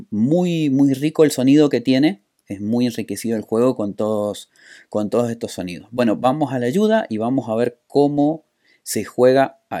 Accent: San Juan, Argentina; soy de San Juan, Argentina.

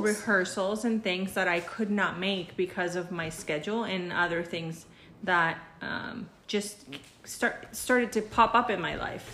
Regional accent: Mexico; now in United States; I'm Mexican, but I've been living in the United States since 1989.

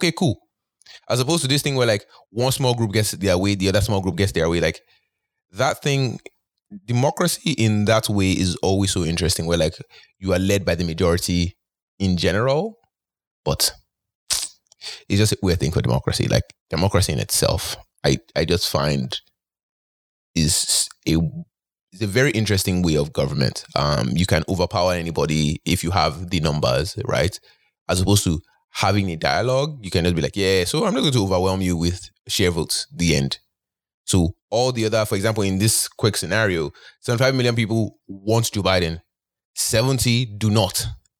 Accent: Nigeria; oh, I'm from Nigeria.

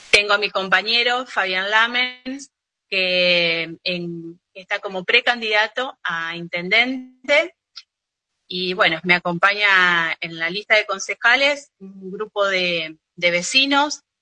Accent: Monte Vera, Santa Fe, Argentina; Eh, tengo, bueno, nací acá en Montevera, estudié, y se eh, formé mi familia, mi vida se desarrolla en esta localidad, que ahora fue recientemente declarada ciudad.

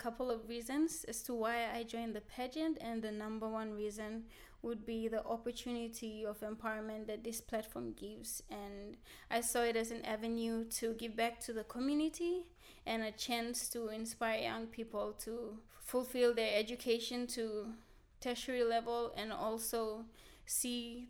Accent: Central Province, Papua New Guinea; English is a second language; I'm from the Central Province.

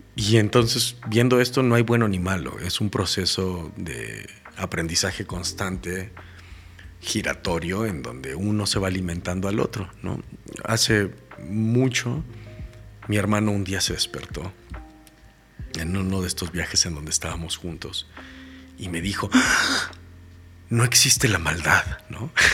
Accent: Mexico; como mexicanos

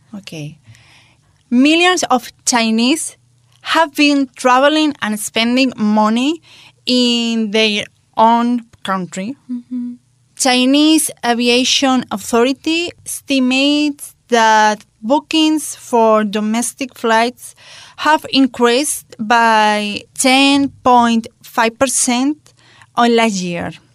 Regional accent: Spain; in my hometown, at the end of the year, like October or November, we have curfew.

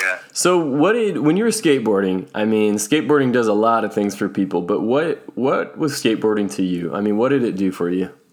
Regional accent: Tracy, California, United States; growing up in Tracy, California, I mean, we were very close to the Bay Area

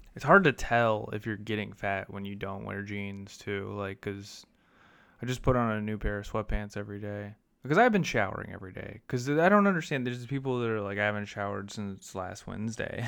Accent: Illinois, United States; I grew up in Illinois

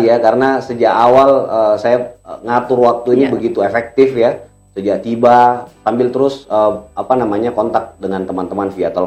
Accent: Makassar, South Sulawesi, Indonesia; saya merasa sebagai orang Makassar, sebagai orang Sulsel juga ikut e, terpanggil lah ya. Kok daerah saya Sulsel Makassar yang saya tahu masyarakatnya itu ramah-ramah, hangat-hangat

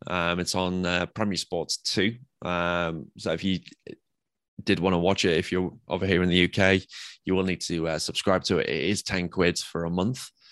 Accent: England, United Kingdom; I'm English

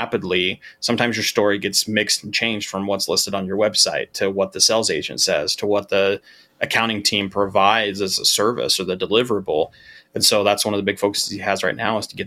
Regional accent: Utah, United States; I grew up in Utah

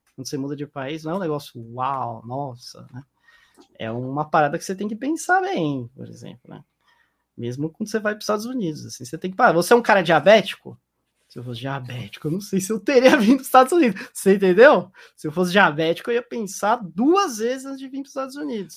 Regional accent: Brazil; moved away as an adult; now in Utah, United States; eu nasci no Brasil

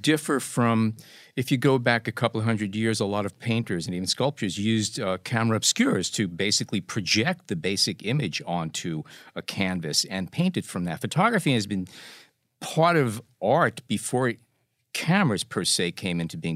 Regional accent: New York City, New York, United States; growing up in New York City is that I had an opportunity to attend the High School of Art and Design

